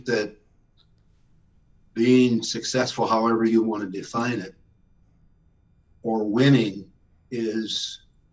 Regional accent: Canton, Ohio, United States; moved away; growing up in Canton, Ohio, the options for a young black kid were, you know, not all that great

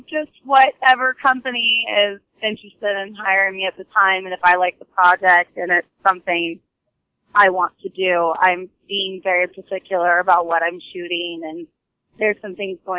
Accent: California, United States; Well, I'm from California, and my family's from the East Coast, but I am a California born and raised.

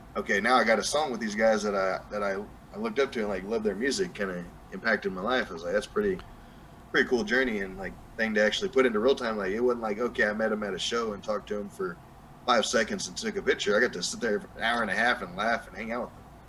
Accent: Hobbs, New Mexico, United States; accent: southern; now in Texas, United States; Hobbs, New Mexico, my hometown

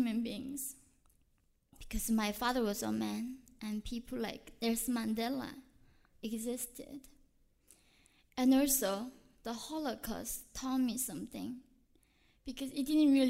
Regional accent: North Korea; now in United States; when I was in North Korea

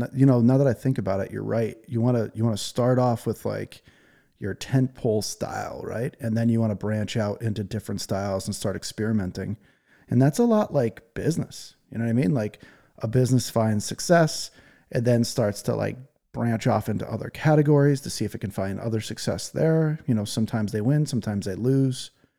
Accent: England, United Kingdom; I'm English. If I have my first language is English and theirs is Chinese, there's no way I'm getting by, you know?

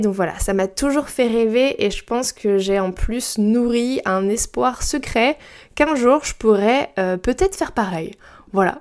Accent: Brittany, France; moi j'ai grandi en Bretagne et proche de la mer

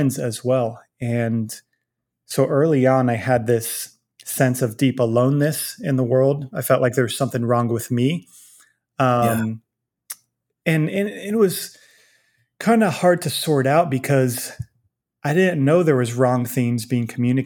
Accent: Virginia Beach, Virginia, United States; now in Dallas, United States; I grew up in Virginia Beach, Virginia

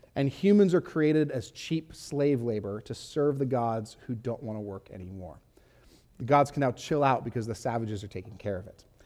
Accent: Huntington Beach, California, United States; I grew up in Huntington Beach, California

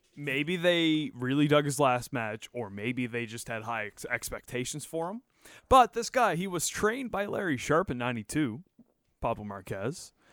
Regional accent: Canada; as a Canadian

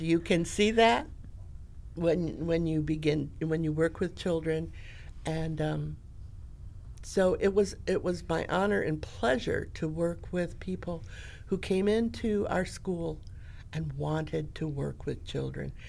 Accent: Grand Rapids, Michigan, United States; I was born in Grand Rapids, Michigan. I lived on Garfield Street, and across the street was the school

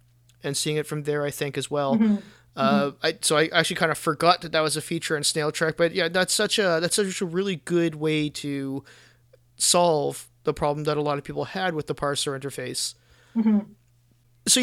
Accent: Canada; I as a Canadian, I learned just the very basics.

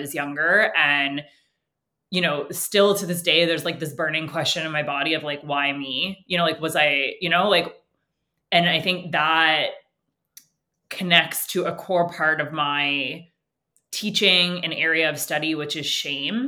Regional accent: Canada; first language English; I also was born into an upper middle class family, English as my first language. I'm, you know, tall, white in Canada

